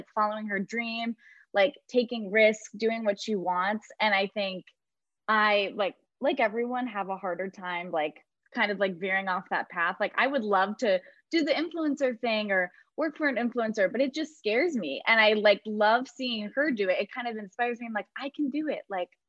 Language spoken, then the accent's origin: English; Michigan, United States; I'm from Michigan.